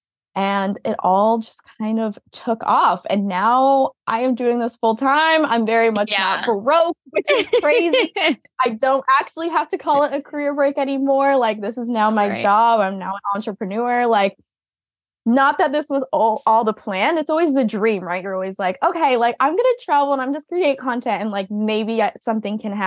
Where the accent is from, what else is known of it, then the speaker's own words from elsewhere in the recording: Massachusetts, United States; moved away as an adult; I grew up in Massachusetts, born and raised